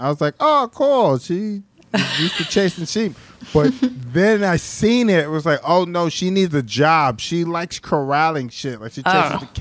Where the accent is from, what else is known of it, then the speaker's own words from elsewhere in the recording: Philadelphia, Pennsylvania, United States; moved away; I'm originally from Philadelphia